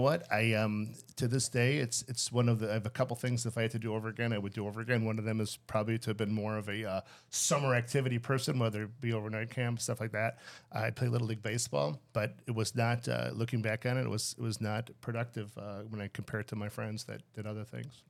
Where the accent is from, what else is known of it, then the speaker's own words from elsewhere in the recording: Skokie, Illinois, United States; I grew up there in Skokie